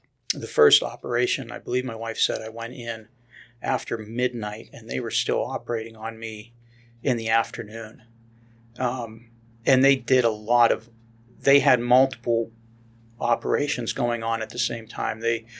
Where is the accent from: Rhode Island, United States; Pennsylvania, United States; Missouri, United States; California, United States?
Pennsylvania, United States; I grew up in Western Pennsylvania, so I know where you guys are located, so don't take that against me.